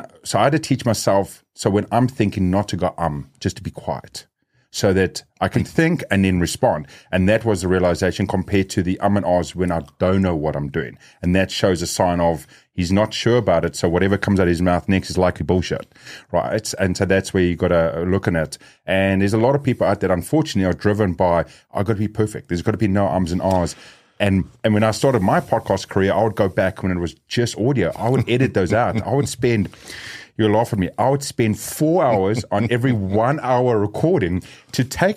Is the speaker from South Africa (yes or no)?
yes; South Africa; and also raised as South African, we are a very loud community, very fast-speaking community. So most times if there's more than one of us South Africans in the room, it gets very loud